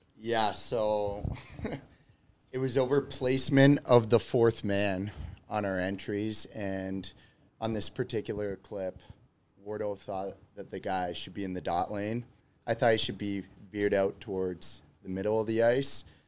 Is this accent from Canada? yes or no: yes; Georgetown, Ontario, Canada; moved away as an adult; also born or lived in Clinton, New York / Rochester; now in Chicago, United States; I am originally from Georgetown, Ontario